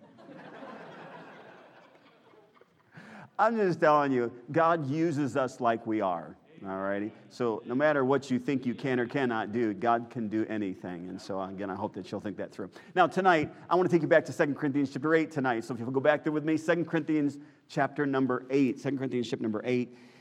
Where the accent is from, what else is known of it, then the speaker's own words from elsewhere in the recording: Chicago, Illinois, United States; moved away; we grew up in Chicagoland area